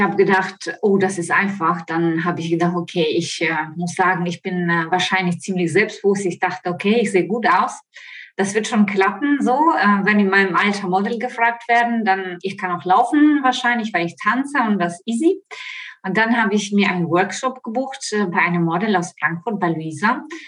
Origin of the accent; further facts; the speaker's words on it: Ukraine; German is a second language; moved away as an adult; also born or lived in Italy / Spain; now in Offenbach, Germany; ich komme aus der Ukraine, wie man vielleicht das hört an meinem Akzent, lebe aber seit 20 Jahren in Deutschland